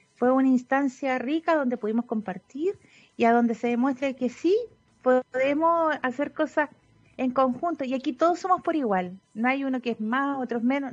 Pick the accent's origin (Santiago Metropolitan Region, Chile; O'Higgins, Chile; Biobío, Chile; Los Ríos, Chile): O'Higgins, Chile; Sewell; nací en Suel, comuna de Machalí